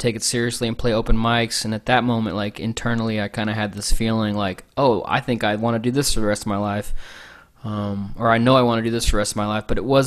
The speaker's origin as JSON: {"language": "English", "town": "San Antonio", "region": "Texas", "country": "United States", "tie": "born or raised there", "said": "I grew up in San Antonio, Texas"}